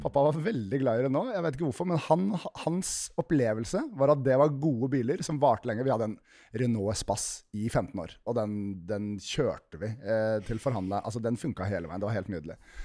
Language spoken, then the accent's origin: Norwegian; Nesodden, Akershus, Norway; jeg kom fra Fagersand, helt innerst på Nesodden